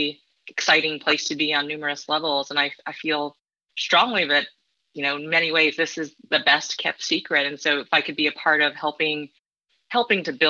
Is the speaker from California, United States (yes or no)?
yes; San Diego, California, United States; born or raised there; moved away as an adult; also born or lived in Davenport, Iowa / Bay Area, California; now in Midwest, United States